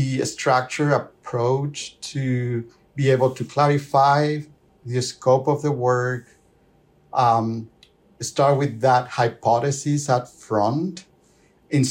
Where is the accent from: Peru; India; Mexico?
Peru; moved away as an adult; also born or lived in Lima, Peru / Ontario, Canada; now in Calgary, Canada; I'm originally from Peru. First half of my career, I spent it in Lima